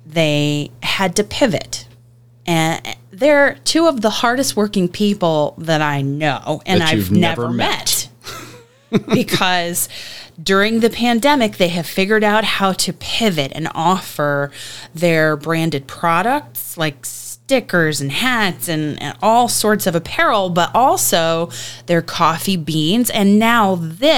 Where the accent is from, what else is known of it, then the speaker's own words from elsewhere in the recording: the South, United States; now in Cape Coral, United States; as a Southerner.